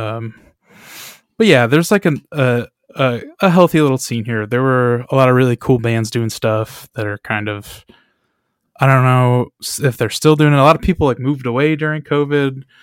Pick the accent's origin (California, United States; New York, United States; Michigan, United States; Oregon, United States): Michigan, United States; we are from Michigan